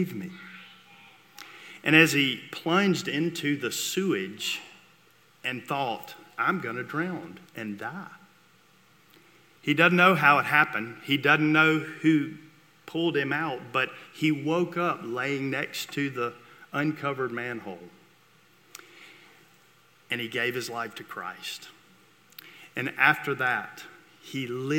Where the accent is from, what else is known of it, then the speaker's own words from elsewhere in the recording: Vicksburg, Mississippi, United States; I grew up in Vicksburg, Mississippi, and went to Warren Central, the Mighty Vikings